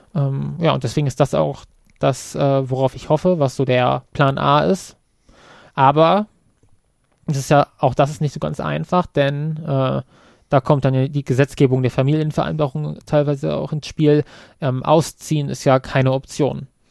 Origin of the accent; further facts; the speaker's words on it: Kassel, Hesse, Germany; Kassel zum Beispiel als meine Heimatstadt